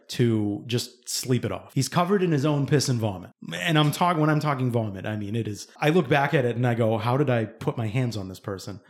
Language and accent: English; East Bridgewater, Massachusetts, United States; where we grew up in East Bridgewater